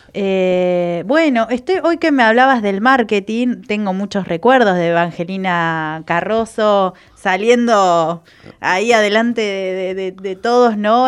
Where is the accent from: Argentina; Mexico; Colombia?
Argentina; Trelew, Chubut; Yo soy de Treleu, que es, creo que seremos 100.000 habitantes